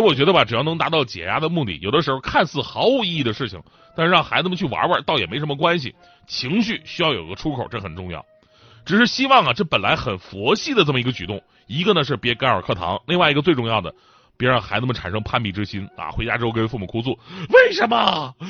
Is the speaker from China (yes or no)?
yes; Changchun, Jilin, China; 我们家乡长春